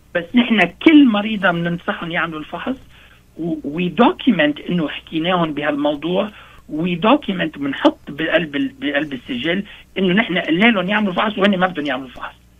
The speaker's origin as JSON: {"language": "Arabic", "country": "Lebanon", "moved": "yes", "said": "نحن عندنا بلبنان"}